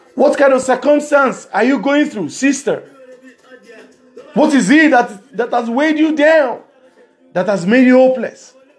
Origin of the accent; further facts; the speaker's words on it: Nigeria; from Nigeria.